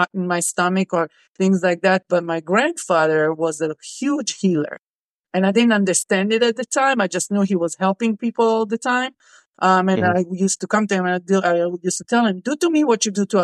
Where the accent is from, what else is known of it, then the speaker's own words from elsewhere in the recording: Israel; I grew up in Israel, and serving is mandatory for us